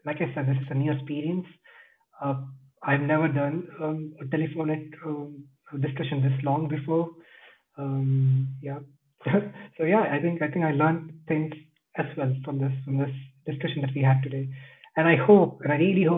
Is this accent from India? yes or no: yes; India; now in Switzerland; I'm Indian.